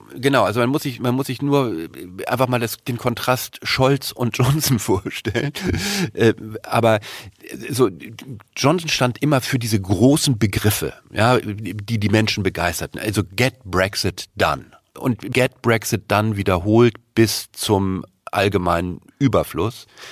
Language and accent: German; Germany; uns als Deutsche